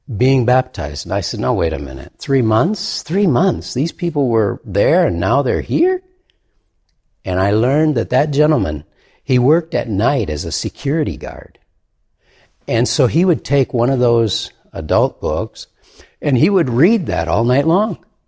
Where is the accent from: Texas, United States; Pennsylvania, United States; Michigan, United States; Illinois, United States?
Michigan, United States; in Michigan, my home state